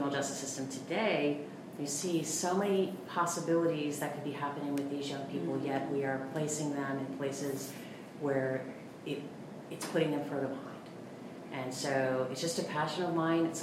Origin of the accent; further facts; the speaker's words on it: Wilmington, Delaware, United States; I was raised in Wilmington, Delaware